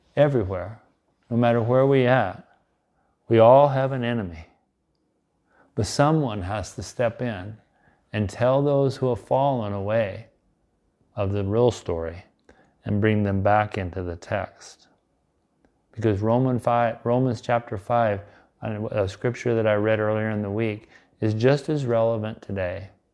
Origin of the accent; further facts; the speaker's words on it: Nebraska, United States; my home state of Nebraska